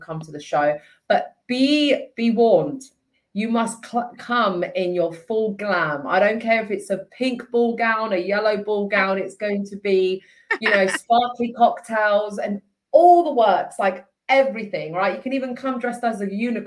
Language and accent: English; Italy; now in Hertfordshire, United Kingdom; me being Italian, like I grew up in Italy